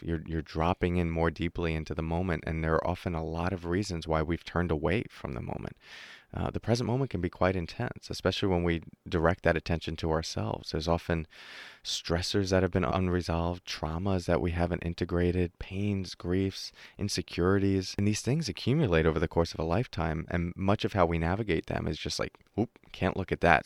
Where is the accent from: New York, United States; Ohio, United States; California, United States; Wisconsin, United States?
New York, United States; I'm from New York, uh, the U S.